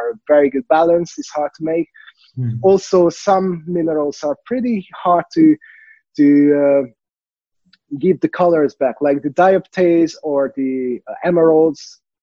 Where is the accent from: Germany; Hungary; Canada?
Hungary; from Hungary